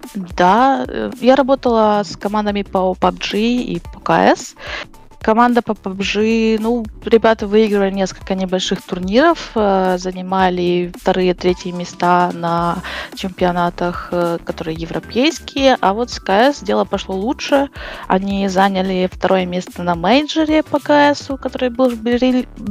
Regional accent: near Uzhhorod, Zakarpattia Oblast, Ukraine; now in Uzhhorod, Ukraine; Это возле Ужгорода, недалеко, два часа езды.

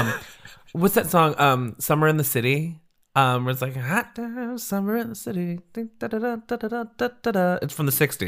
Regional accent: Central California, United States; I grew up in Central California

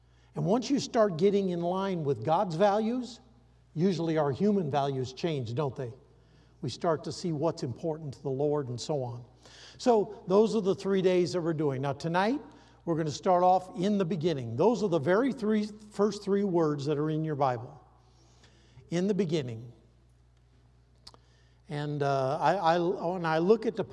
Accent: Iowa, United States; I grew up in Iowa

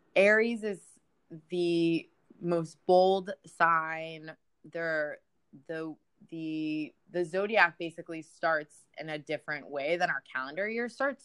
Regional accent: United States; we're American, and that's very clear by our annoying very, accents

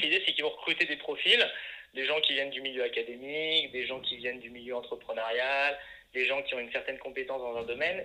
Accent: Le Creusot, Bourgogne-Franche-Comté, France; moved away; also born or lived in Paris; je viens de la Bourgogne, d'une ville qui s'appelle Le Creusot

